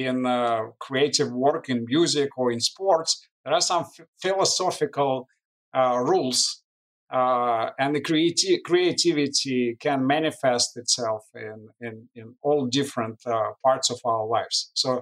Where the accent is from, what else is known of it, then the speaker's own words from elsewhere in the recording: Moscow, Russia; English is a second language; Well, believe it or not, we didn't know any other life. We didn't travel at that time. So although the life was not easy in the former Soviet Union